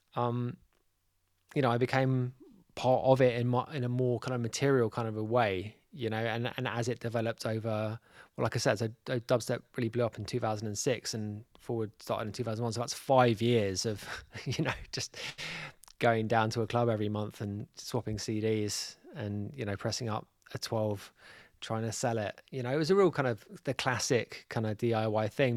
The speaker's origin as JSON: {"language": "English", "region": "London", "country": "United Kingdom", "tie": "born or raised there", "moved": "as an adult", "lives_now": "Mallorca, Spain", "said": "I'm from North London. So I was kind of like, uh, yeah, I was born in Islington."}